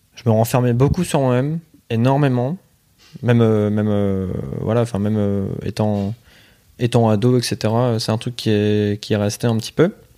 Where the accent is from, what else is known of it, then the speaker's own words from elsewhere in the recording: Pas-de-Calais, Hauts-de-France, France; je viens plus du Pas-de-Calais. Ouais. fait j'étais vraiment à la frontière entre les deux.